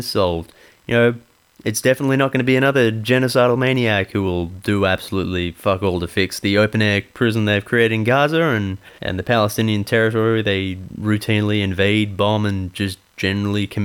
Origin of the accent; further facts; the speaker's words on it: Ireland; as an Irish person